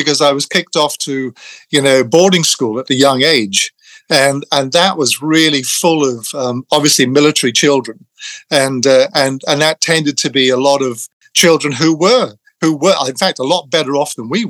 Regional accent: England, United Kingdom; I grew up in England. I lost my Irishness very early on, which children tend to do when they're relocated at a young age.

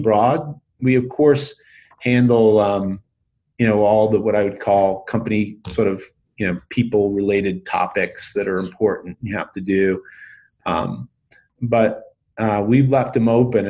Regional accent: New York, United States; now in Boulder, United States; I grew up in New York, but now I live in Boulder

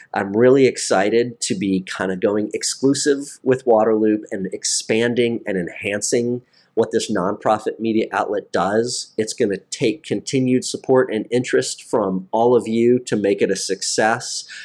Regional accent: Maryland, United States; moved away as an adult; also born or lived in North Carolina / Washington, D.C. / Hawaii / Annapolis; my home state of Maryland

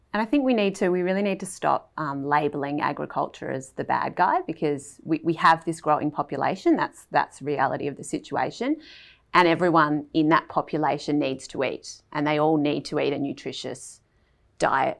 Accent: Melbourne, Victoria, Australia; I grew up in Melbourne

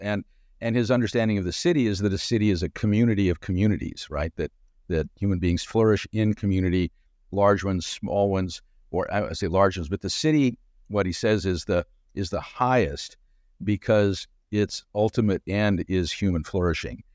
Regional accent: Southern California, United States; moved away as an adult; also born or lived in Chicago; I'm from Chicago originally, but moved to the West Coast when I was six years old, and, and so grew up in Southern California

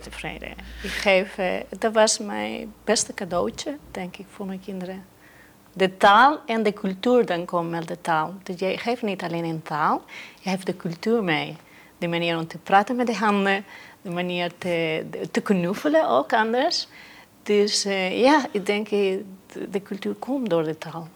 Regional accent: Mallorca, Balearic Islands, Spain; first language Spanish; Dutch is a second language; moved away as an adult; now in Netherlands; ik kwam van Mallorca

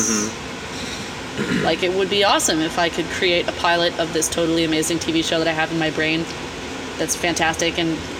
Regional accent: Colorado, United States; now in Hawaii, United States; I grew up in Colorado. I grew up in the mountains

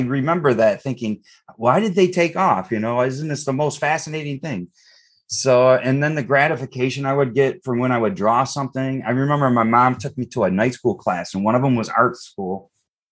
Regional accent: Eastpointe, Michigan, United States; I grew up in East Detroit

